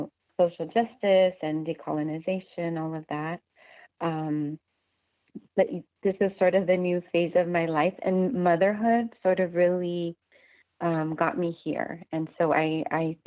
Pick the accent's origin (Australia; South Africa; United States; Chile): United States; Santa Ana, California; I grew up in a poor working class community. I'm from Santa Ana, in Orange County.